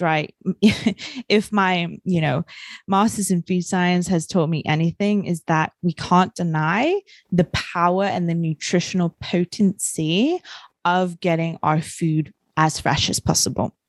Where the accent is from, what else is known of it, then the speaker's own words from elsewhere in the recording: New Zealand; I grew up in New Zealand